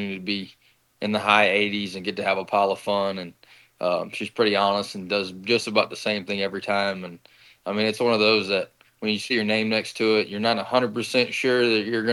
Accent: Lafayette, Louisiana, United States; also born or lived in Lake Charles, Louisiana; I went to school in Lake Charles, and I'm from Lafayette.

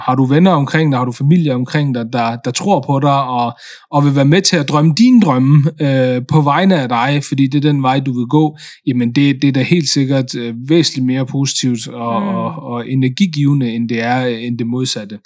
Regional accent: Denmark; Jeg kom jo hertil som, som tre-fireårig, øh, og har jo både gået i børnehave her i Danmark og, og er vokset op, øh, i, øh, i, i det system

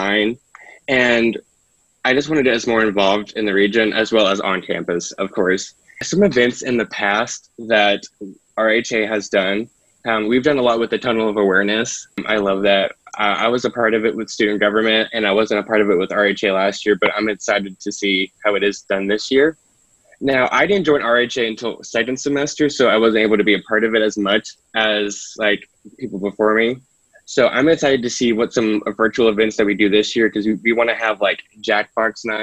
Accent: Barboursville, West Virginia, United States; I'm from Barboursville, West Virginia, which is down south

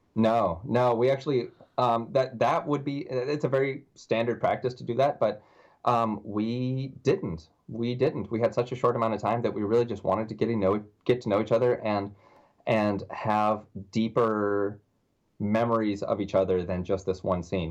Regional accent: Tennessee, United States; also born or lived in New York / Las Vegas; now in Orlando, United States; I'm from Tennessee

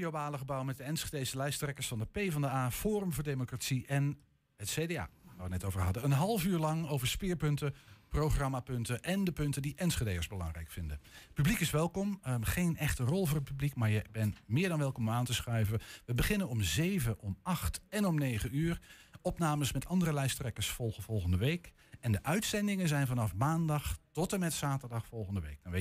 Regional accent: Overijssel, Netherlands; ik ben in Twente opgegroeid, hè

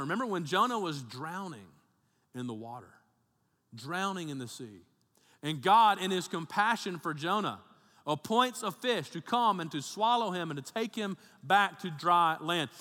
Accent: Birmingham, Alabama, United States; also born or lived in Tennessee; my family's all from Tennessee, but I grew up in Alabama 'cause my dad was a pastor down there, and we moved down to, uh, Birmingham, uh, area when I was in, uh, third grade, eight years old.

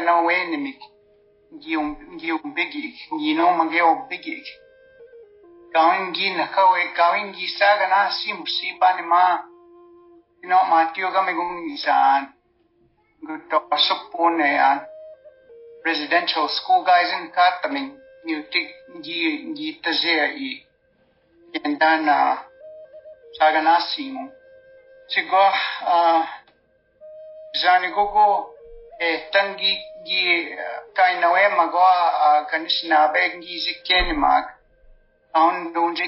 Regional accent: the reserve in Kinniston, Saskatchewan, Canada; first language Saulteaux; English is a second language; when I grew up on the reserve in Kinniston with my grandmother, I didn't speak English until I went to residential school when I was six.

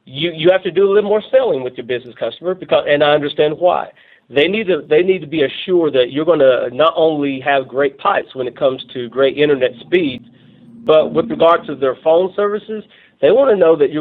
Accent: Northeast Tennessee, United States; moved away as an adult; now in Russellville, United States; I'm from Tennessee, Northeast Tennessee

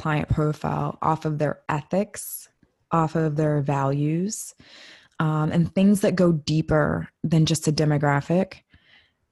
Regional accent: United States; I'm saying this as a Black female, like born and raised in America

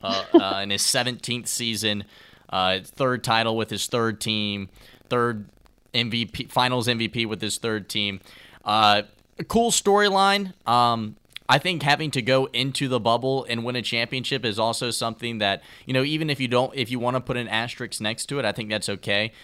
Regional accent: Virginia, United States; growing up in Virginia

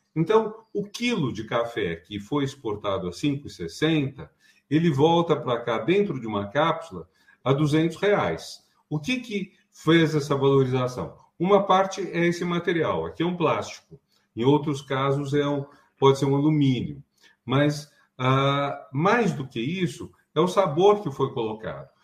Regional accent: Brazil; nós somos brasileiros

